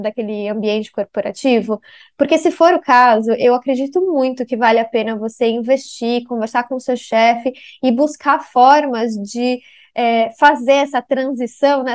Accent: Brazil; moved away as an adult; also born or lived in São Paulo / Boston; now in Singapore; a brasileira que chegou aqui em Singapura para fazer gestão de crise na Ásia

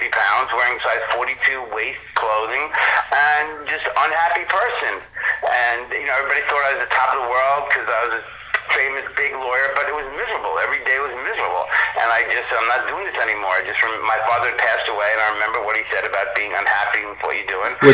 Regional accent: East Meadow, New York, United States; moved away as an adult; also born or lived in Atlanta, Georgia / Boston; now in Florida, United States; I grew up in basically East Meadow, which is right in the middle of Long Island. Not affluent, just middle

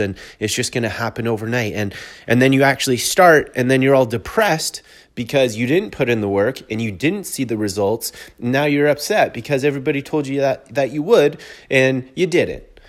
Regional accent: Canada; I'm a Canadian.

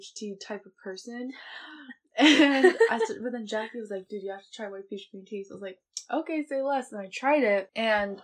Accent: Bay Area, California, United States; I'm also from the Bay Area

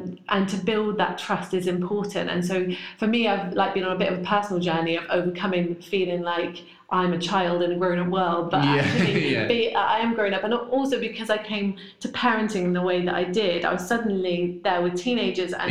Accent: Corby, East Midlands, United Kingdom; also born or lived in Devon; I was brought up in Corby and could not wait to get away from Corby.

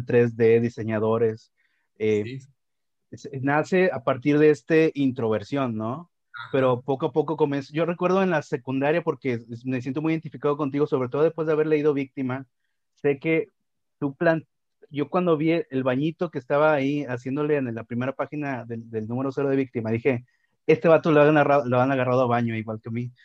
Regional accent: Monterrey, Nuevo León, Mexico; lo que somos los regiomontanos

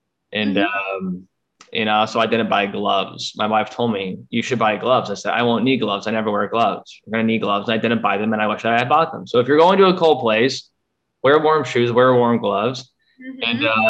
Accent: Texas, United States; Well, I am from Texas where it is not cold, and I'm coming up north where it is.

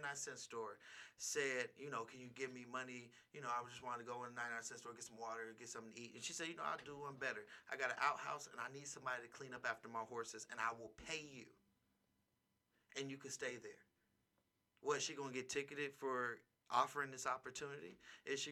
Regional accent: Bay Area, California, United States; now in Las Vegas, United States; in my hometown of the Bay Area

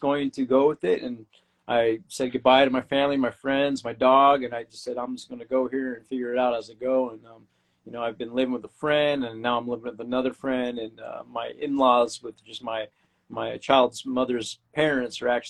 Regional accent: California, United States; moved away as an adult; now in Brisbane, Australia; I'm from California

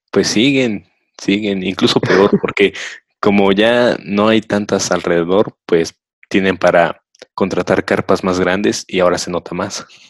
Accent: State of Mexico, Mexico; soy del Estado de México

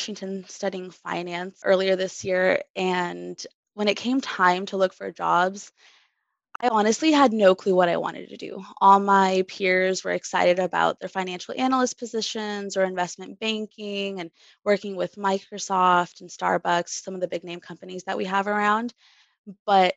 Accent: Bosnia & Herzegovina; now in Seattle, United States; I'm originally from Tehran in Bosnia

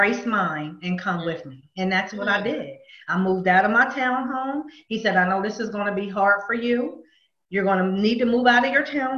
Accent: Pennsylvania, United States; I'm from Pennsylvania. I've grown up there all my life

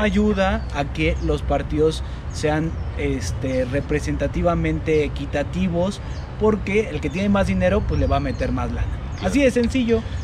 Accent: Mexico; como mexicanos

